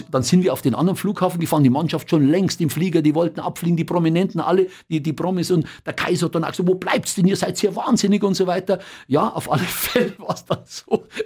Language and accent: German; Bavaria, Germany; accent: Bavarian; glaube, vielleicht ein bisschen auch mit meinem bayerischen Dialekt.